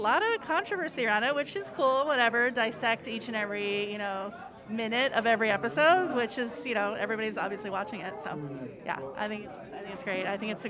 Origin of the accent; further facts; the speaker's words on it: Newport, Oregon, United States; now in New York, United States; I'm from Oregon, but I've been here for a long time, since 1999.